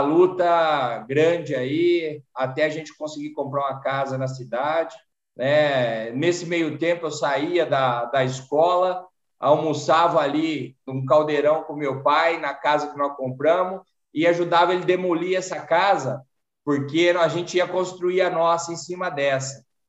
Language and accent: Portuguese; Jardinópolis, São Paulo, Brazil; accent: sotaque do interior de São Paulo; also born or lived in Batatais; um sítio em Jardinópolis da família. Mas toda a minha infância foi, foi no sítio.